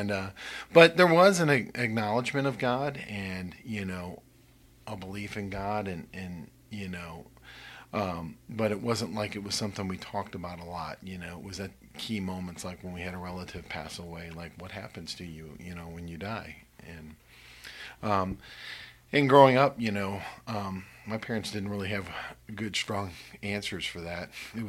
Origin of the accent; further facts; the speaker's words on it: St. Louis, Missouri, United States; moved away as an adult; I grew up in St. Louis, and there's a sizable Jewish community, and there is a Messianic community in St. Louis.